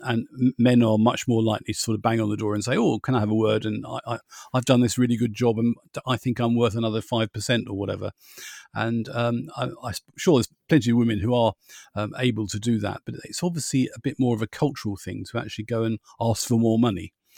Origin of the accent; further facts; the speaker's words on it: United Kingdom; being British